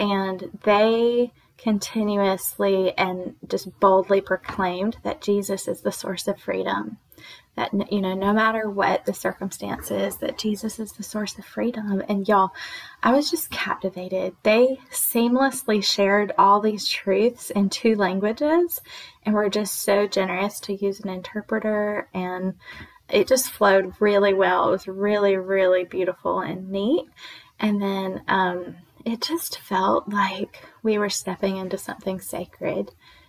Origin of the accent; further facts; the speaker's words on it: United States; born there; English is a second language; So I grew up like, even though I was born here in America, I didn't speak English until I was like 4 or something